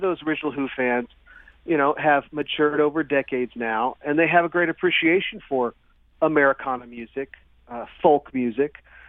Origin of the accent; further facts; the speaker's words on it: Springfield, Missouri, United States; we're from Springfield, so St. Louis is close to the hometown as we can get